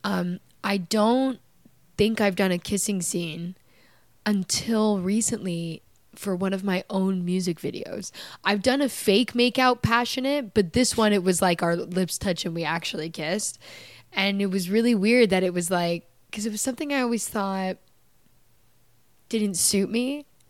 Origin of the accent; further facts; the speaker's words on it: Canada; moved away; I'm from Canada